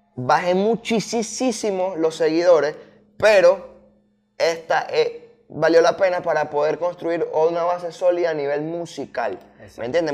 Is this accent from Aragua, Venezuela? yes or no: no; Puerto Ordaz, Bolívar, Venezuela; moved away as an adult; now in Caracas, Venezuela; yo soy de Puerto Ordaz, ah, ya hace como cuatro años vivo aquí en Caracas, pero yo soy de Puerto Ordaz